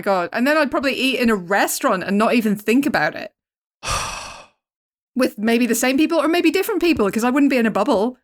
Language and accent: English; Portstewart, Northern Ireland, United Kingdom; having grown up in Port Stewart, Northern Ireland, where there are more ice cream shops than any other kind of shop